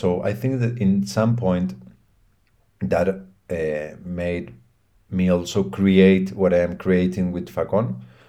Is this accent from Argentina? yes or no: yes; Buenos Aires, Argentina; English is a second language; moved away as an adult; now in Mendoza, Argentina; my family's from Buenos Aires.